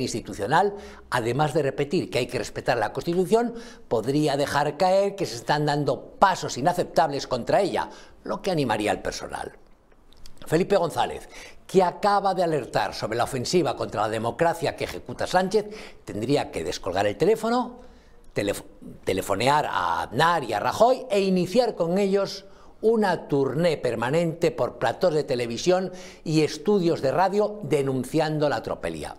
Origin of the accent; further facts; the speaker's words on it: Spain; los españoles